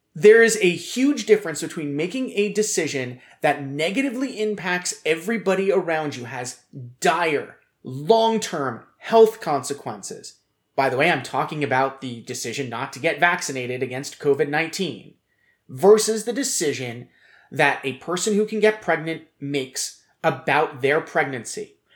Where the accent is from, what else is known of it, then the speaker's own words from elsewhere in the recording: United States; As an American, as a man